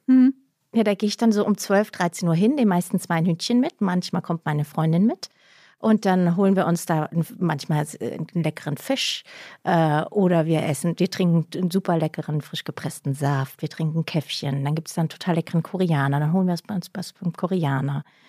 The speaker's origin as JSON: {"language": "German", "town": "Heidenheim", "region": "Baden-Württemberg", "country": "Germany", "accent": "Swabian (Alb Swabian)", "moved": "yes", "said": "von der Alp. Heidenheim halt."}